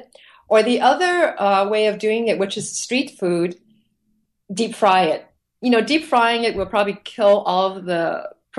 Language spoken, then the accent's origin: English; Hong Kong; moved away; thinking back to my childhood, growing up in Hong Kong and visiting different countries in Asia